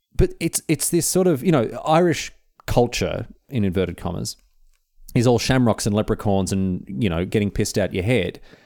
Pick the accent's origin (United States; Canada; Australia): Australia